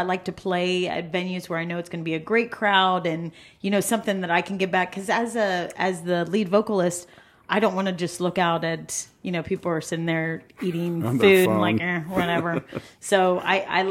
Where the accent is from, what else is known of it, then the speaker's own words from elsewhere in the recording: Westerville, Ohio, United States; We're from Westerville